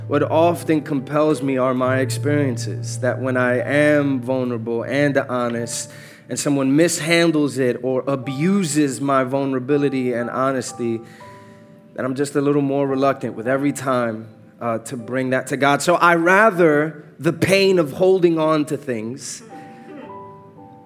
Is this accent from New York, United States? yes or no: yes; New York City, New York, United States; moved away as an adult; now in Atlanta, United States; I am Born and raised in New York, Uptown Dykeman particularly